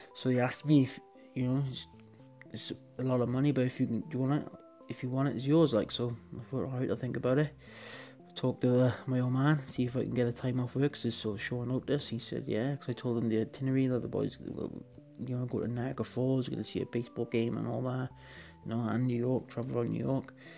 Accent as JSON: {"language": "English", "region": "Wales", "country": "United Kingdom", "said": "I'm from Wales"}